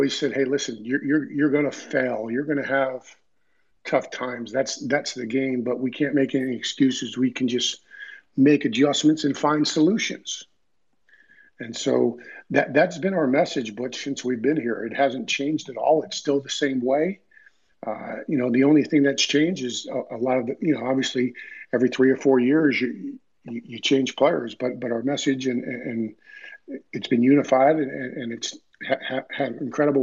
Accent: Dumont, New Jersey, United States; I grew up in a small town in New Jersey, Dumont

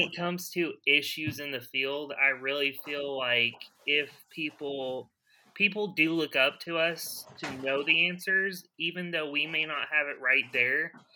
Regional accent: Broken Arrow, Oklahoma, United States; also born or lived in Tulsa; now in Pryor, United States; I was born and raised here in Oklahoma. I was born in Oklahoma City

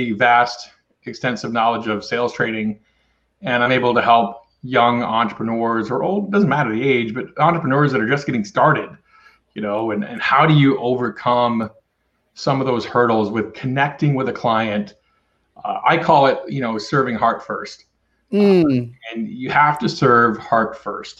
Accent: Ripley, Maine, United States; Maine and Ripley, Maine, my hometown.

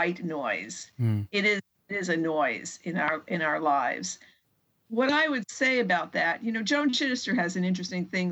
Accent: Bayonne, New Jersey, United States; now in Atchison, United States; I grew up actually in Bayonne, New Jersey, which is just on the other side of New York Bay

